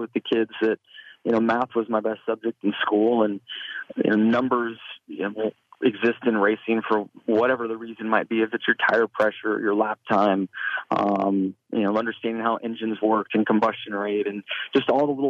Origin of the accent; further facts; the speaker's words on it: West Coast, United States; growing up on the West Coast like I did